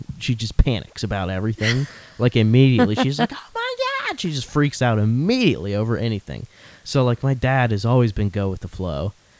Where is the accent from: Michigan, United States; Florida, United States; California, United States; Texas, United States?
Florida, United States; moved away; I came from Florida originally.